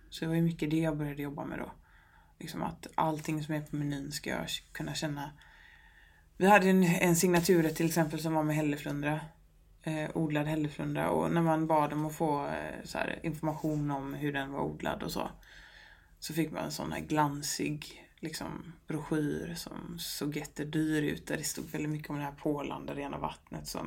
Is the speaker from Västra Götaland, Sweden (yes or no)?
yes; Gothenburg, Västra Götaland, Sweden; men jag är från Göteborg, jag vet att det finns god fisk här